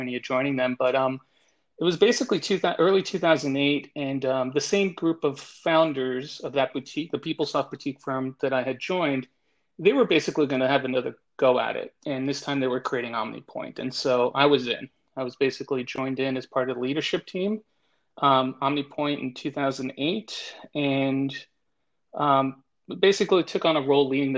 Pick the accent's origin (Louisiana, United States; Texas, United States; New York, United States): New York, United States; now in Miami, United States; born and raised in New York, and relocated down to Miami in the mid-late 90s